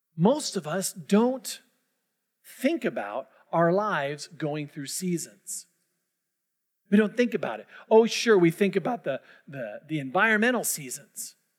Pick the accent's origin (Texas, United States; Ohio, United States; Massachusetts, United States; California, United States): California, United States; Orange County; moved away; I'm from Orange County.